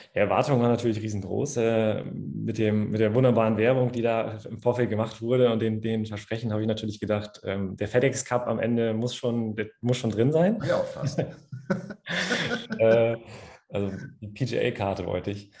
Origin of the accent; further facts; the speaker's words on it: Cloppenburg, Lower Saxony, Germany; moved away as an adult; now in Hanover, Germany; komme gebürtig aus dem schönen Kloppenburg, kinderreichster Landkreis Deutschlands tatsächlich, in Niedersachsen.